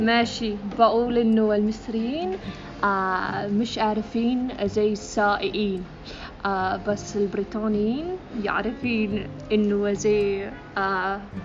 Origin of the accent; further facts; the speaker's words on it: England, United Kingdom; Arabic is a second language; moved away as an adult; now in Egypt; انا من انجلترا